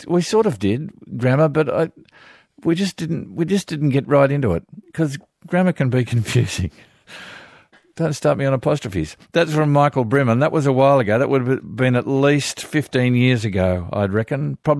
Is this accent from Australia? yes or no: yes; Australia; now in Greece; When Greeks discover that I come from Australia, they always respond warmly